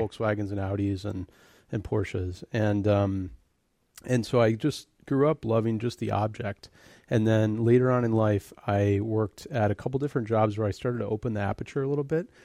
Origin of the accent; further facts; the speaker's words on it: Birmingham, Michigan, United States; moved away as an adult; also born or lived in Royal Oak, Michigan / Detroit, Michigan; now in California, United States; I grew up, I was born in Royal Oak, Michigan. uh, and was raised in Birmingham